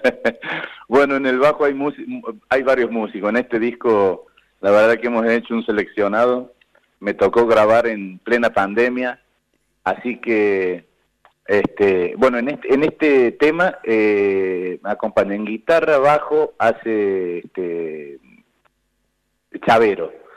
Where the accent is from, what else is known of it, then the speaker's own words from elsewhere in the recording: San Luis, Argentina; de dónde venimos, quiénes somos, cómo fue San Luis